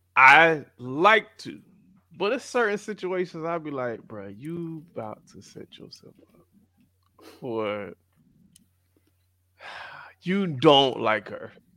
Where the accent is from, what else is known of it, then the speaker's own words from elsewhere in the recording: South Florida, United States; growing up in South Florida, a lot of people I grew up around were Caribbean